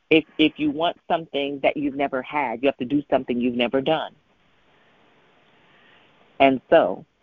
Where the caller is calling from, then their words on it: Richmond, Virginia, United States; I'm calling in from Richmond